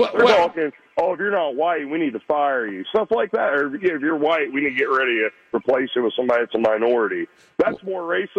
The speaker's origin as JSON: {"language": "English", "region": "Ohio", "country": "United States", "said": "I'm from Ohio."}